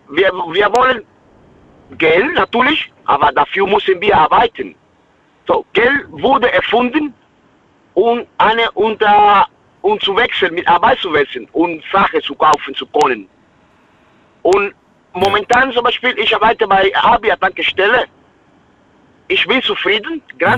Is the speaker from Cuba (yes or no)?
yes; Cuba; German is a second language; Ich komme aus Kuba, aus einem armen Land.